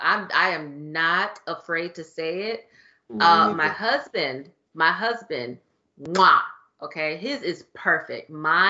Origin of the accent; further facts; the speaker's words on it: Texas, United States; I'm from Texas